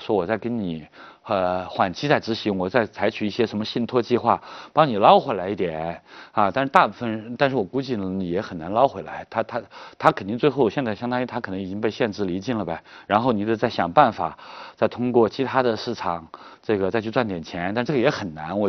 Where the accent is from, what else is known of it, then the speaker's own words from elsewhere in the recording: Ningxiang, Hunan, China; moved away; 呃，宁乡县刘少奇的故乡，我的老家。